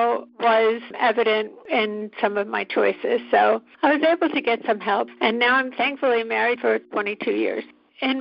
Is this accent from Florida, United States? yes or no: no; New Jersey, United States; When I was growing up in New Jersey